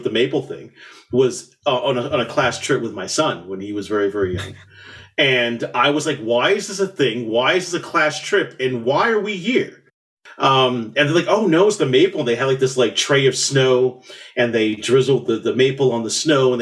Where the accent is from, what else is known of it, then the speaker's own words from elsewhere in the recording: New York City, New York, United States; moved away as an adult; also born or lived in Elizabeth, New Jersey; now in New Brunswick, Canada; I was born in Elizabeth, New Jersey, raised in the South Bronx, and then came here, when I was 24, 25, years old